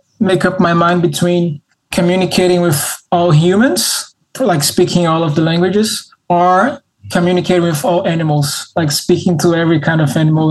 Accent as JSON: {"language": "English", "region": "Rio de Janeiro", "country": "Brazil", "tie": "born or raised there", "said": "I am born and raised in Rio."}